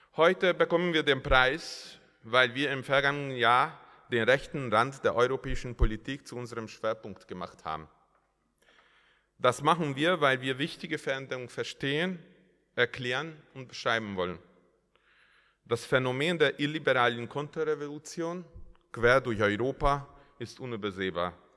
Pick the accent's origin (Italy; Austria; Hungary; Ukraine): Hungary; Als Ungar